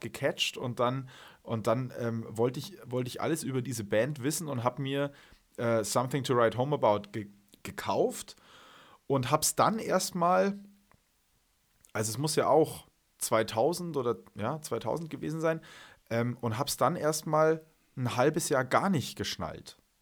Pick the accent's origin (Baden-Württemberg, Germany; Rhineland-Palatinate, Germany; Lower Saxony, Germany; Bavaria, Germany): Bavaria, Germany; Munich; also born or lived in Wales (half Welsh); in meiner Heimatstadt hier in, in, in München